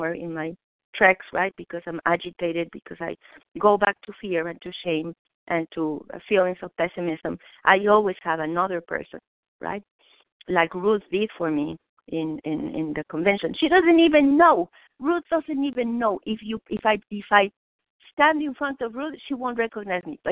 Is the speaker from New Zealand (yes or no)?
no; Mexico; English is a second language; moved away; I was born in Mexico